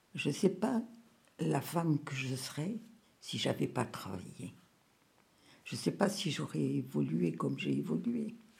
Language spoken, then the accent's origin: French; Rabat, Rabat-Salé-Kénitra, Morocco; moved away as an adult; now in France; Je suis née au Maroc, à Rabat. J'y ai vécu jusqu'à l'âge de 30 ans.